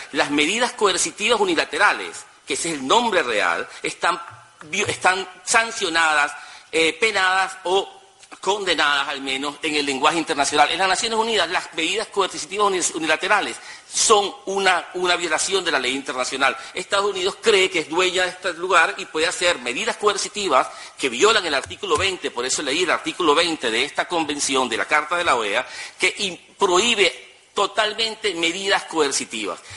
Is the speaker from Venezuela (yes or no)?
yes; Venezuela